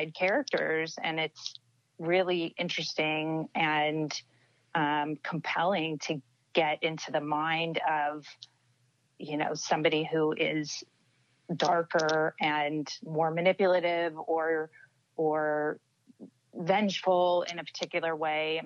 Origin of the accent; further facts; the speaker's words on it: Los Angeles, California, United States; I'm born and raised here